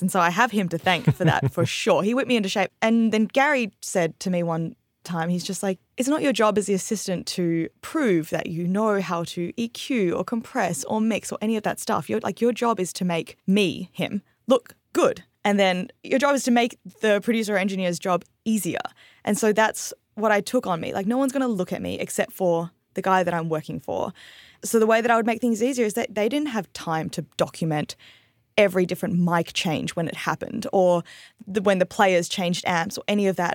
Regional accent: Perth, Western Australia, Australia; moved away as an adult; also born or lived in Singapore; now in Nashville, United States; we emigrated to Australia when I was about three or four and lived there till I was nineteen

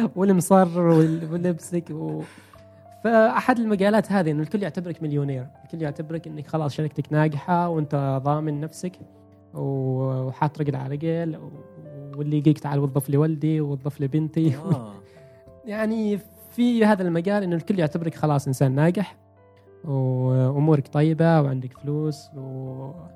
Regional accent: Oman; احنا كعمانيين

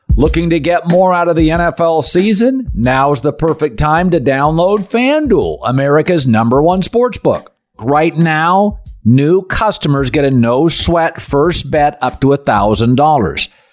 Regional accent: Pacific Northwest, United States; I grew up in the Pacific Northwest

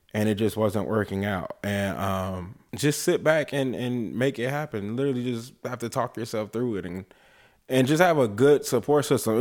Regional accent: Oakland, California, United States; moved away; when we were living in L, in, in Oakland, 'cause I was born in California.

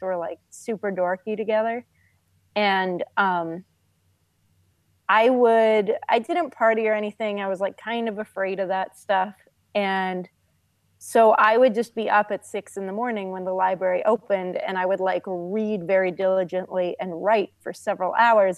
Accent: California, United States; moved away; also born or lived in Norway; I grew up in California, and when I was a kid, my family lived in Norway.

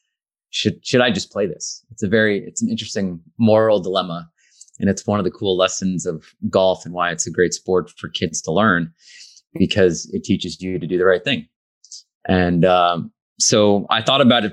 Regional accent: Bennington, Vermont, United States; I grew up in Bennington, Vermont

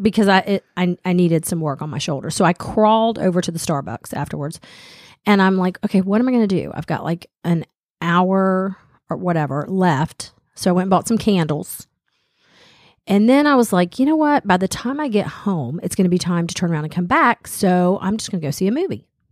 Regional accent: Smyrna, United States; when I was growing up in Smyrna

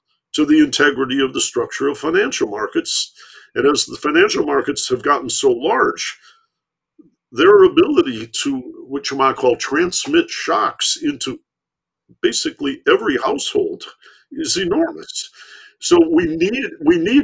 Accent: Michigan, United States; I grew up in Michigan

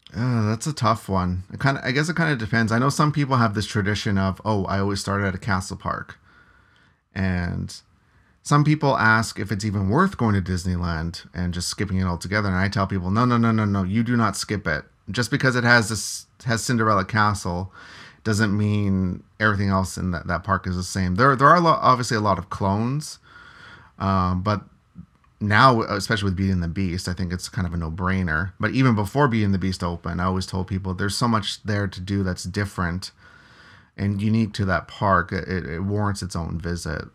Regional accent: Canada; being Canadian

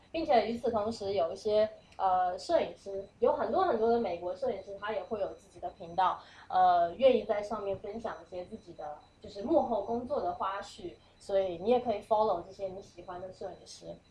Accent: Fuzhou, Fujian, China; now in New York, United States; 我是，我是福州人

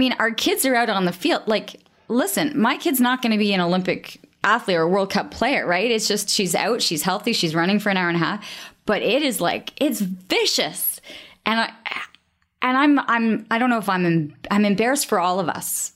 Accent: Canada; I'm Canadian

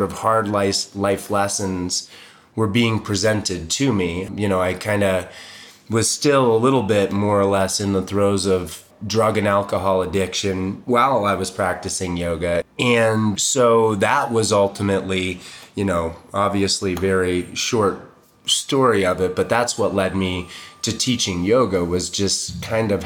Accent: Boulder, Colorado, United States; also born or lived in Boston; I moved to Boulder in 76, so I was 4. I'm from Boston originally, but got here when I was young and I've been here ever

